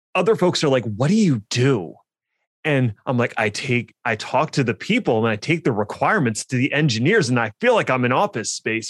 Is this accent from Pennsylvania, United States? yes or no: yes; Philadelphia, Pennsylvania, United States; my hometown of Philly